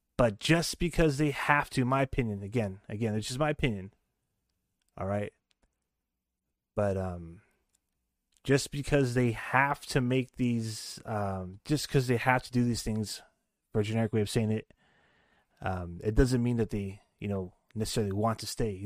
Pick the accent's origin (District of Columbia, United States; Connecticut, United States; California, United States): California, United States; San Jose; we're from Silicon Valley. We're the capital of Silicon Valley, San Jose, and we're in the Bay Area